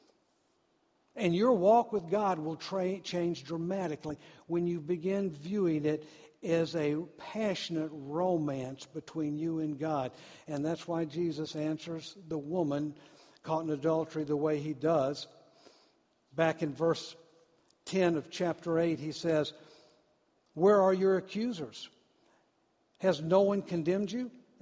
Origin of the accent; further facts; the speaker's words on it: Deep South, United States; I grew up in the South, the deep South